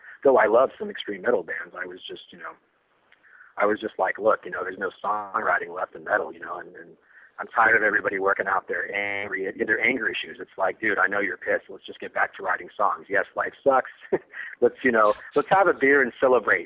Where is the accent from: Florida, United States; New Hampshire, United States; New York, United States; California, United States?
California, United States; Northern; my hometown, where I grew up in Northern California